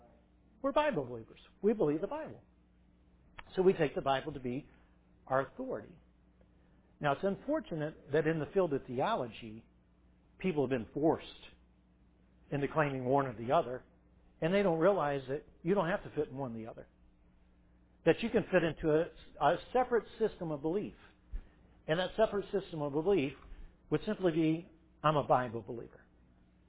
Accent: Irmo, South Carolina, United States; Irmo, South Carolina

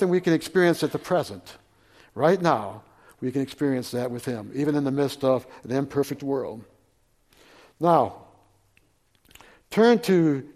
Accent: Flint, Michigan, United States; moved away; I grew up in Flint, Michigan

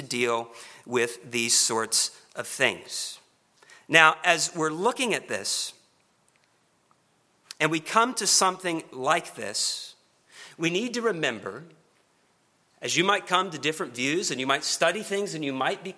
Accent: Oklahoma City, Oklahoma, United States; now in Kentucky, United States; I'm not from Kentucky, but I'm a native of Oklahoma. And in particular, Oklahoma City.

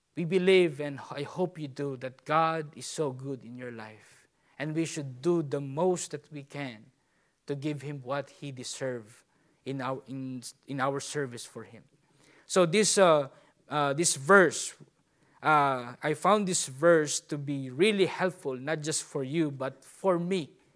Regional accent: Philippines; I'm a Filipino

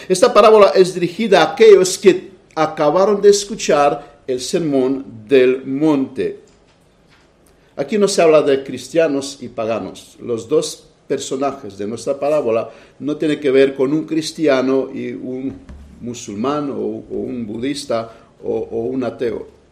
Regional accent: Romania; moved away; las vacaciones que tuve en mi país.

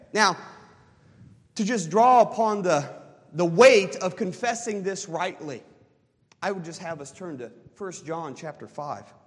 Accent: United States; as American evangelicals

